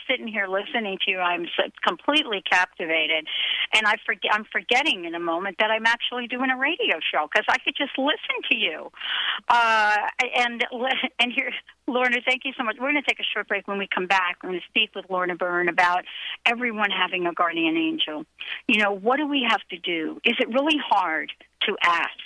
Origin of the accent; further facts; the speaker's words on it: New York, United States; I was a kid growing up in New York